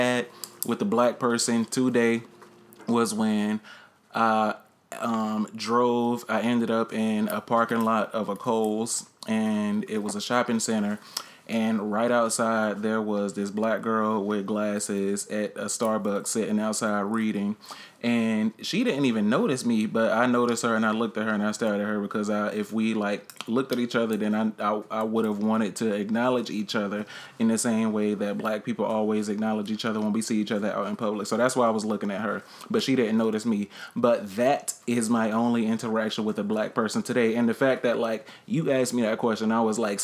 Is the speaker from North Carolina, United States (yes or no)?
yes; Charlotte, North Carolina, United States; moved away as an adult; now in New York, United States; I'm born and raised Charlotte, North Carolina